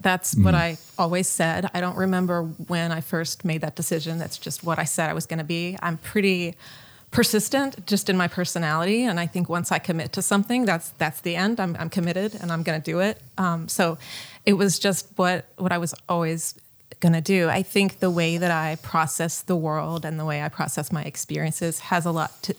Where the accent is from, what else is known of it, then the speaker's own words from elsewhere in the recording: Tennessee, United States; also born or lived in New Orleans; No, I grew up in Tennessee, outside of Nashville. At the time, it was really rural, and there was not much awareness of what art was, or, you know, any kind of art world, where I grew up. But I was born in New Orleans